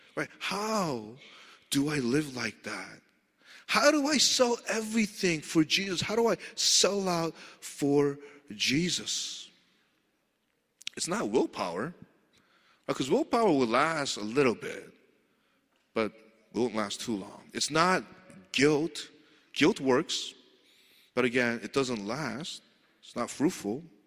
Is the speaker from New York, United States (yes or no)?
yes; New York City, New York, United States; moved away; I grew up in Queens